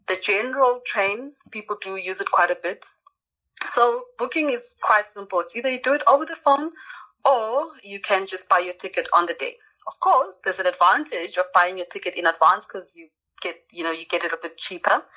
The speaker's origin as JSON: {"language": "English", "country": "South Africa", "tie": "born or raised there", "said": "I grew up in South Africa"}